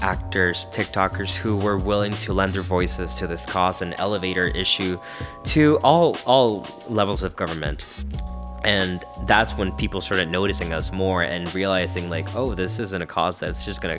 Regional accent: Mexicali, Baja California, Mexico; Mexicali, my hometown

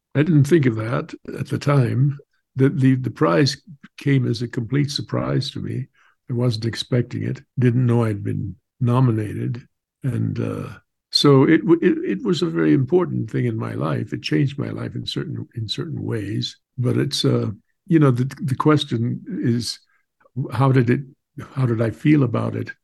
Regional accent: Southwest, United States; I grew up on Indian reservations in the Southwest

